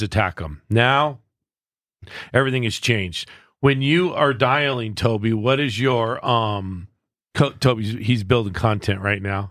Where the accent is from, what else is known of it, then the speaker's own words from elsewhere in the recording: Southern California, United States; I'm a West Coast kid. Like, I grew up in Southern California